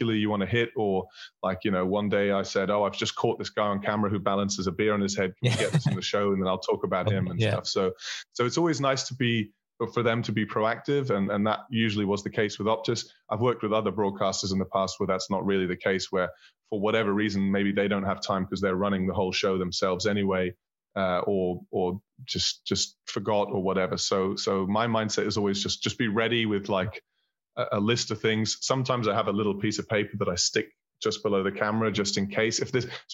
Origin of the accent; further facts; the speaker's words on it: Berlin, Germany; also born or lived in Scotland / Manchester, England; I was born in Berlin. I was raised in Berlin.